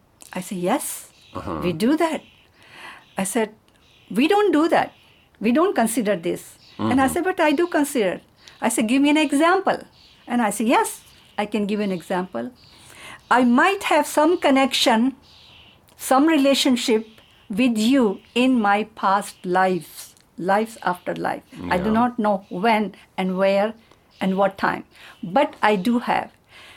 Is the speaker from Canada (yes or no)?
no; India; I said, I am from India.